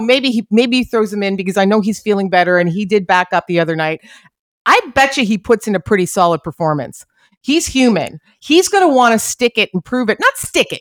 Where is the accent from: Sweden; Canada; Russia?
Canada; as a Canadian hockey fan